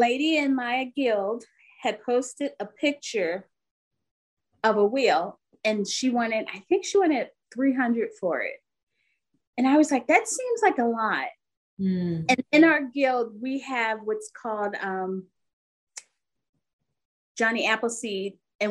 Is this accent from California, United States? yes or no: no; Philadelphia, Pennsylvania, United States; moved away as an adult; also born or lived in northwest Indiana near Chicago; now in Fort Wayne, United States; I grew up and lived in Philadelphia all my life until I met my husband